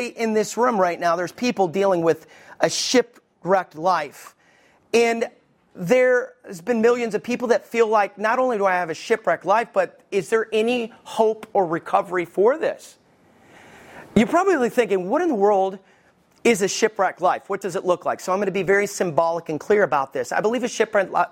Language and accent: English; Alabama, United States; also born or lived in Detroit, Michigan; I was raised in Alabama, hallelujah, but I was born in Michigan, armpit of the world, Detroit